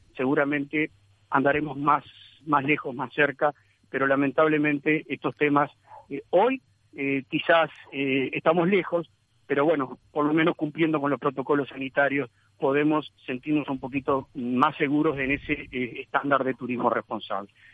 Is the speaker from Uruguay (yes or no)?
yes; Uruguay